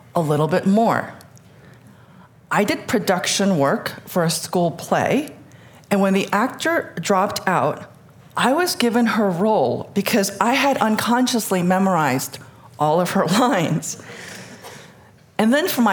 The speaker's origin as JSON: {"language": "English", "town": "New York City", "region": "New York", "country": "United States", "tie": "born or raised there", "also_born_or_lived": "Seoul, South Korea", "first_language": "Korean", "second_language": "English", "said": "In 1976, my mother, my father, my 2 sisters, and I immigrated to the United States. And I was 7. And we moved from Seoul to New York City"}